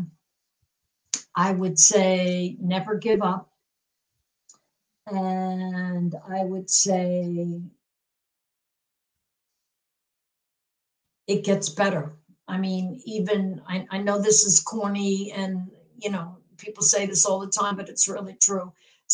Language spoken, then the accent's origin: English; New York, United States; also born or lived in Portland area; now in Seattle, United States; I grew up in New York